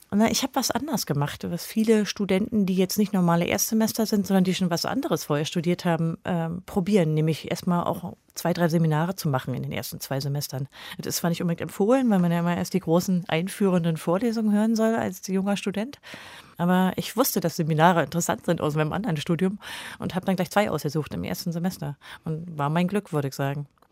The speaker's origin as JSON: {"language": "German", "region": "East Germany", "country": "Germany", "tie": "born or raised there", "said": "Insofern habe ich auch ein relativ politikfreies Leben in der DDR leben können."}